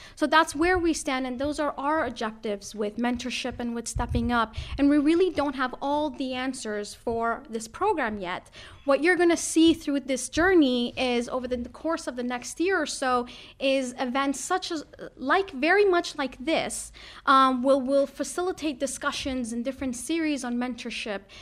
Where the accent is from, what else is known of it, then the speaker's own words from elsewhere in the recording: Toronto, Ontario, Canada; now in Ireland; I'm from Canada, I'm from Toronto